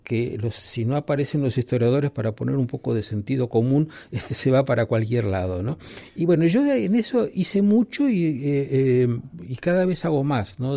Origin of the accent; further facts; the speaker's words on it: Argentina; cómo me siento yo como argentino